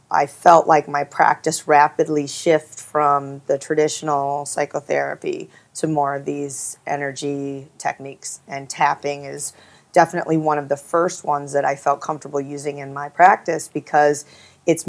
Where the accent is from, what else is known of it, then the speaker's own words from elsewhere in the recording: Midwest, United States; I grew up in the Midwest